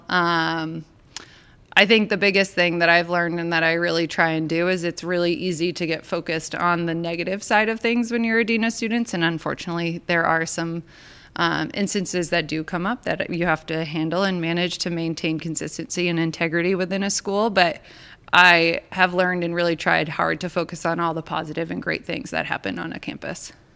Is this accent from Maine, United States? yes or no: yes; Maine, United States; moved away; I grew up in Maine.